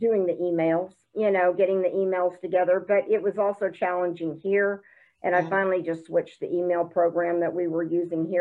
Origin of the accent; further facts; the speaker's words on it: the South, United States; now in Broken Arrow, United States; I'm from the South.